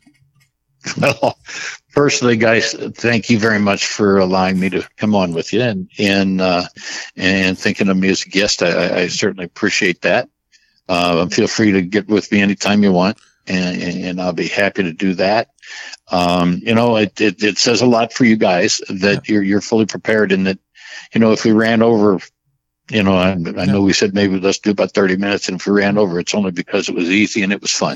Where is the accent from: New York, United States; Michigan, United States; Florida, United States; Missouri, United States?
Missouri, United States; St. Louis; growing up in the St. Louis area like I did